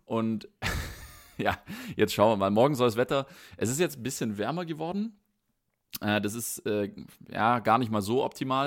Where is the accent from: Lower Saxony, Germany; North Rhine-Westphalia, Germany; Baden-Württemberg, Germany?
Baden-Württemberg, Germany; befinde mich nicht in meiner Heimatstadt, befinde mich nicht in Baden-Württemberg